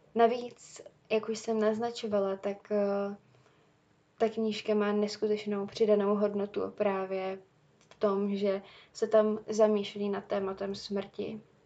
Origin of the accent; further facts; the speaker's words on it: Czechia; u nás v Čechách